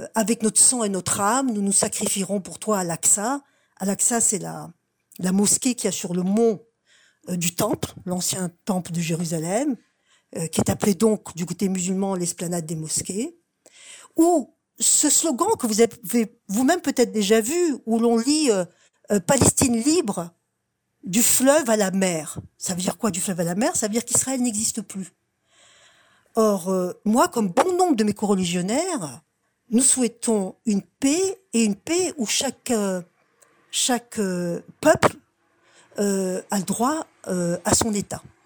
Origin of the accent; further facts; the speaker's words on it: Strasbourg, Grand Est, France; now in Montreal, Canada; je viens de Strasbourg